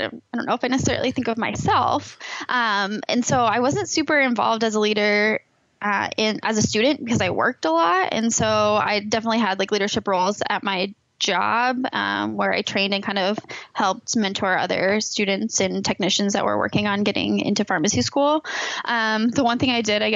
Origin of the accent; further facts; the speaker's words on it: Iowa City, Iowa, United States; I grew up in the Iowa City area